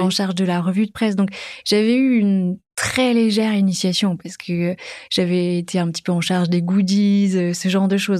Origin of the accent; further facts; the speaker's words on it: Dijon, Bourgogne-Franche-Comté, France; moved away as an adult; j'ai grandi à Dijon, en Bourgogne, jusqu'à l'âge de, de, 20 ans